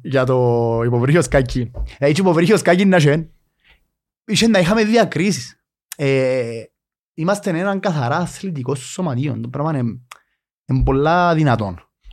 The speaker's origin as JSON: {"language": "Greek", "town": "Nicosia", "region": "Nicosia District", "country": "Cyprus", "tie": "born or raised there", "said": "εγώ μεγάλωσα στη Λευκοσία"}